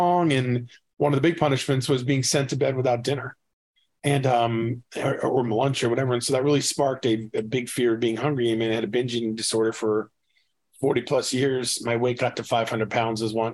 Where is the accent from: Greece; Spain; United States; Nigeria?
United States; about 45 miles north of Boston, New Hampshire; moved away as an adult; also born or lived in Brooklyn, New York; now in McKinney, United States; I was born in Brooklyn, New York. I grew up in the Northeast, about 45 miles north of Boston, but I've been in Texas, McKinney, Texas, north of Dallas for about 16 years.